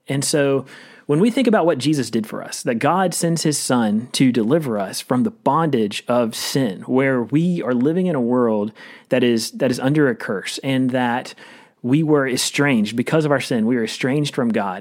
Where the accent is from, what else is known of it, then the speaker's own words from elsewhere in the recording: Rocky Mount, North Carolina, United States; moved away as an adult; also born or lived in Louisville, Kentucky; I grew up in a town called Rocky Mount, which is about forty miles east